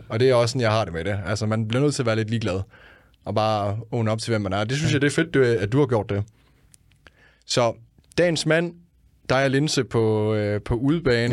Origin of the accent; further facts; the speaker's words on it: Denmark; Jeg er fra Jylland af